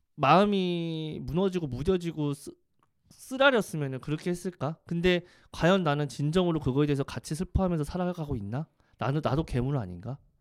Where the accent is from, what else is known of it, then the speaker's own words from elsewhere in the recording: South Korea; 대한민국 사람이잖아요